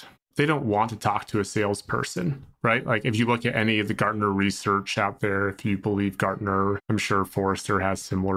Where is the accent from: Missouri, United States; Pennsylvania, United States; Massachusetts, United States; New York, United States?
Massachusetts, United States; Boston; I'm from Boston